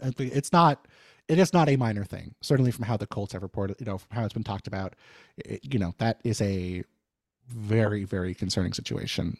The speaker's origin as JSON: {"language": "English", "region": "New York", "country": "United States", "said": "I'm from New York"}